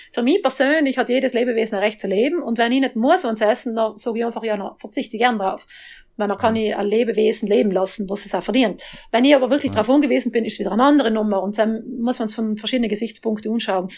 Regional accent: South Tyrol, Trentino-Alto Adige, Italy; Ich bin ja Südtirolerin auch, wie man hört

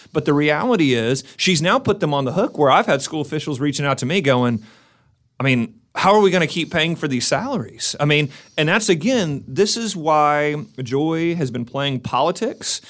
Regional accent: McAlester, Oklahoma, United States; moved away as an adult; now in Oklahoma City, United States; we're originally from McAllister

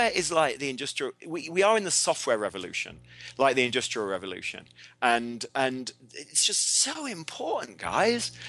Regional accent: England, United Kingdom; I'm English, but I do have an American passport

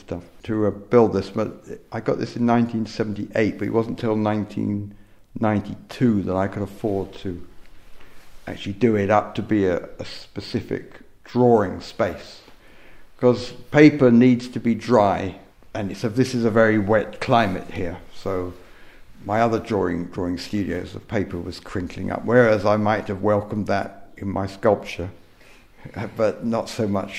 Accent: Surrey, South East England, United Kingdom; now in North Wales, United Kingdom; I was born in Surrey

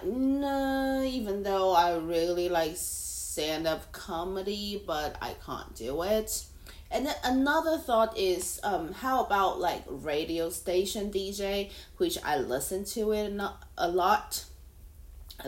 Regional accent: Taiwan; first language Mandarin; English is a second language; now in Hong Kong; I am a Taiwanese living in Hong Kong.

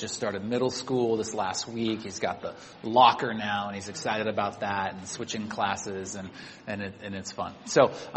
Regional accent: Sacramento, California, United States; moved away as an adult; also born or lived in Santa Barbara; now in Bay Area, United States; I grew up in Sacramento, 2 hours away, and then college down in Santa Barbara.

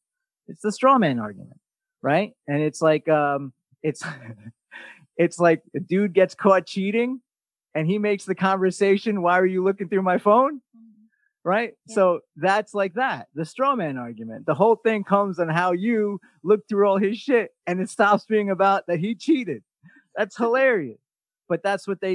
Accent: New York, United States; as a New Yorker

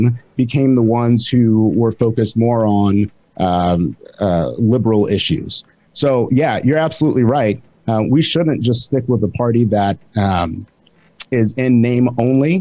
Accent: Michigan, United States; moved away as an adult; now in Indiana, United States; I'm from Michigan. My family is from Georgia and Mississippi.

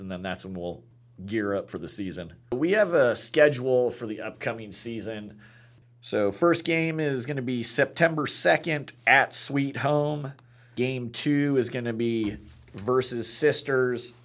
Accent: Lincoln, Nebraska, United States; moved away as an adult; also born or lived in San Antonio, Texas; now in Madras, United States; I'm originally from Lincoln, Nebraska, born and raised there

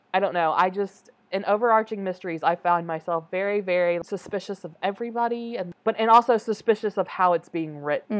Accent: United States; me as an American viewer

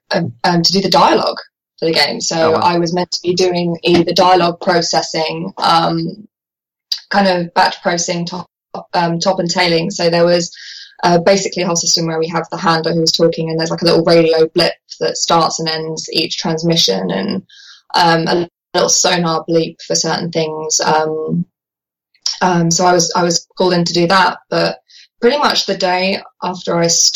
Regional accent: Guildford, South East England, United Kingdom; born or raised there

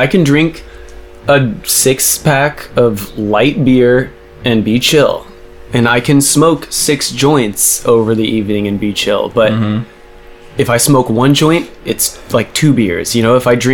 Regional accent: United States; I'm American.

